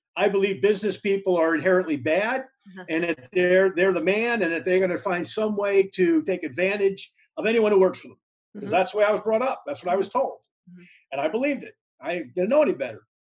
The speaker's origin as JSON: {"language": "English", "town": "Hackensack", "region": "New Jersey", "country": "United States", "tie": "born or raised there", "said": "I was born in Hackensack, New Jersey"}